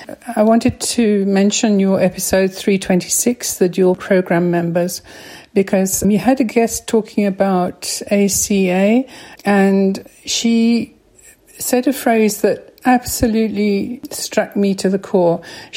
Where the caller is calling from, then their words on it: Johannesburg, Gauteng, South Africa; I'm phoning from Johannesburg, South Africa.